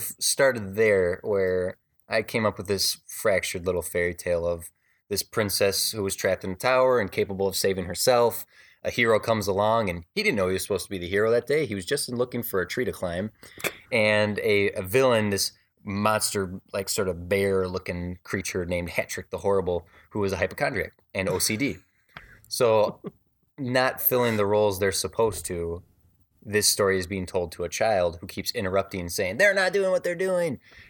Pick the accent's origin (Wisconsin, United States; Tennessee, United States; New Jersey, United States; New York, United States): Wisconsin, United States; Born and raised in Wisconsin. I traveled all my life, so I didn't. I'm not one of those people who was born in their small town and stayed there.